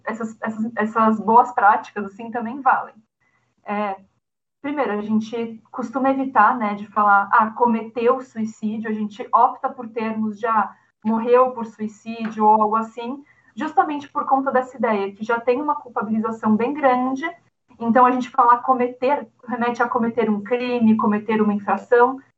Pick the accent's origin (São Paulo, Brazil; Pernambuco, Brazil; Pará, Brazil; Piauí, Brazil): São Paulo, Brazil; eu sou de São Paulo, São Paulo capital